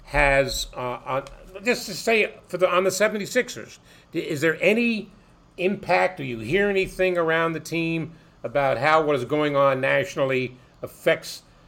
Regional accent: New York City, New York, United States; I was born in Brooklyn and grew up in the streets

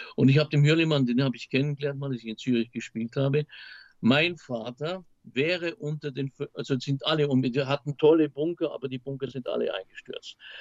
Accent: Weil am Rhein, Baden-Württemberg, Germany; now in Vienna, Austria; Ich komme aus Weil am Rhein

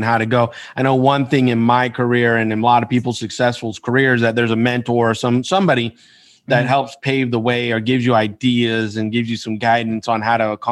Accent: Concord, California, United States; I grew up outside of San Francisco in Concord, Walnut Creek area.

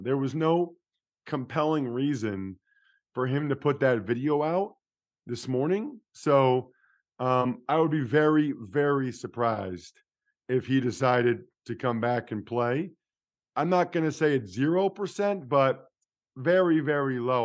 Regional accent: outside of Philadelphia, Pennsylvania, United States; I grew up outside of Philly.

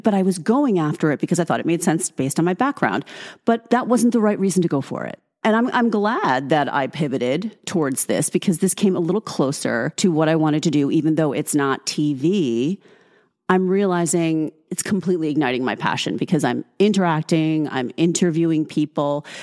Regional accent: New York, United States; I am a New Yorker

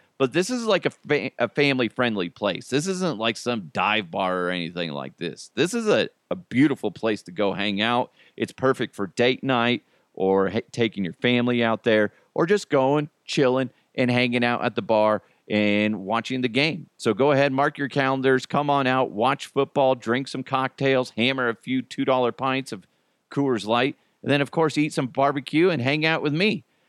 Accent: New York, United States; Come on. I'm from New York. Hey, fuck you.

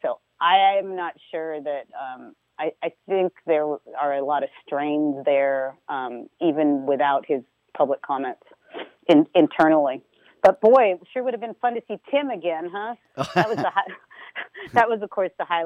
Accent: Marin, California, United States; I grew up in Marin

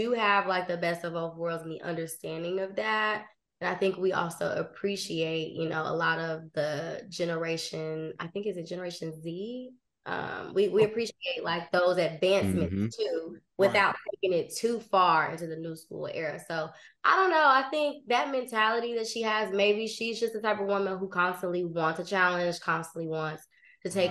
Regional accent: Chicago, Illinois, United States; moved away; also born or lived in Los Angeles; I was like born on the West Side, like West Loop, Adams, and I guess that was Ashland across the street. And then we moved south when I was like 5. So of my childhood was 59th and Wood Street

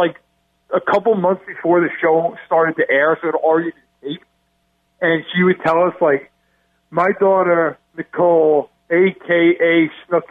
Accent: New York, United States; I'm an Italian from New York

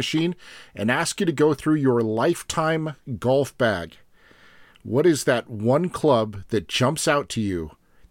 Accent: Northern California, United States; We're all from Northern California

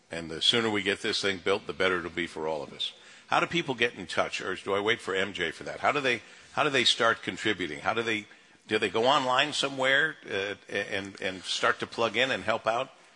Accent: Monroe, Michigan, United States; I grew up in Monroe. I love Monroe

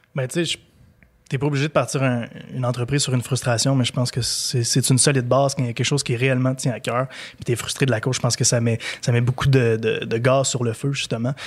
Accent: Gaspésie, Quebec, Canada; moved away; quand j'étais jeune, je l'ai dit tantôt, je viens de la Gaspésie

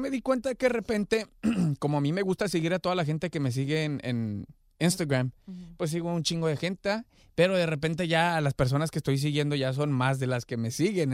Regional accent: Guadalajara, Jalisco, Mexico; now in Los Angeles, United States; soy tu compa … de Long Beach, Playa Larga, Guanatos, Colonia Lagos de Oriente, allá al lado de la Oviachi

